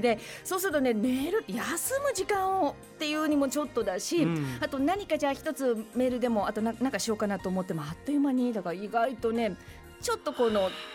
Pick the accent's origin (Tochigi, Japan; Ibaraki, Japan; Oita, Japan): Tochigi, Japan; Utsunomiya; now in Tokyo, Japan; もともとその宇都宮出身